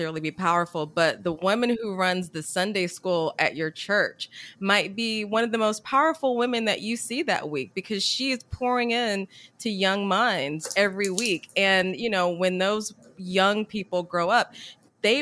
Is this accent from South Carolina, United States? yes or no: yes; Columbia, South Carolina, United States; now in Washington, D.C., United States; I'm originally from Columbia, South Carolina.